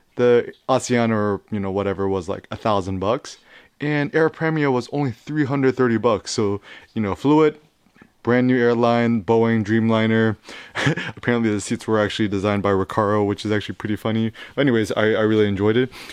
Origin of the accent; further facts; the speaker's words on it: San Francisco, California, United States; I was born in San Francisco, born and raised